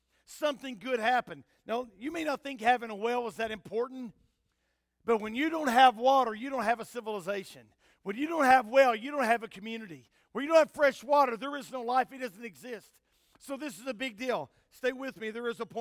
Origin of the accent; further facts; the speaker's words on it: United States; as an American